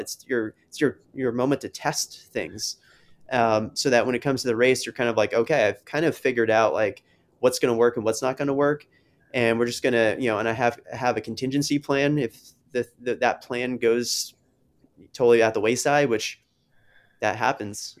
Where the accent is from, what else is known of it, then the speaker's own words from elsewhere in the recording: New Jersey, United States; now in Rhode Island, United States; New Jersey, which is, like, my home state